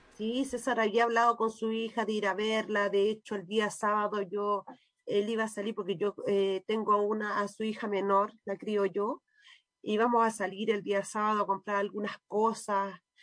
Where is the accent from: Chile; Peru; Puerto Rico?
Chile; como ciudadano como chileno como compatriota